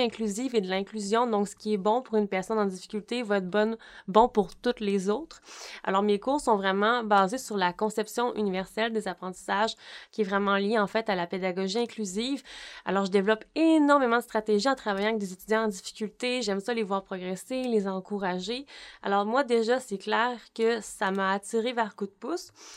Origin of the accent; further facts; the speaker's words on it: Baie-Comeau, Quebec, Canada; J'ai fait mes stages ici au Cégep de Bécomo parce que je viens de Bécomo